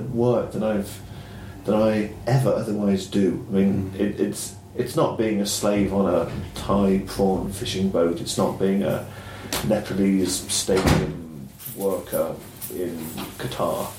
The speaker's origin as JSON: {"language": "English", "country": "Ireland", "tie": "born or raised there", "also_born_or_lived": "Clonakilty", "said": "I'm the country kid. Um, but it's Ireland"}